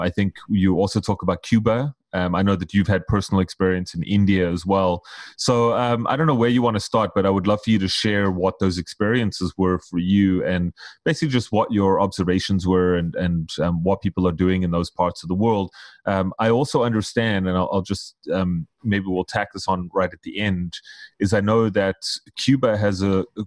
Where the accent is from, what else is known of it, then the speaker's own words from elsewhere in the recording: South Africa; I'm South African